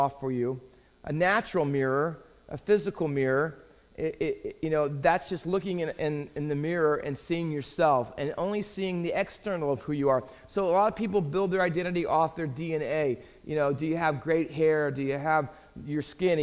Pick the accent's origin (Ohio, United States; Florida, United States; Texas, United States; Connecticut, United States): Ohio, United States; Findlay; I grew up in Findlay, Ohio, mostly town of about 40,000